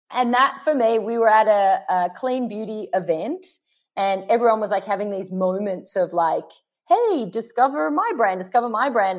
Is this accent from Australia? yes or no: yes; Sydney, New South Wales, Australia; accent: Aussie; now in Los Angeles, United States; you're in London and I'm in LA, but we're both from Sydney.